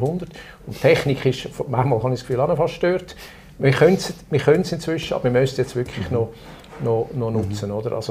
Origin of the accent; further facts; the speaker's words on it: Zug, Switzerland; Wir haben im Kanton Zug, wo ich herkomme, ein Bevölkerungsschutzgesetz.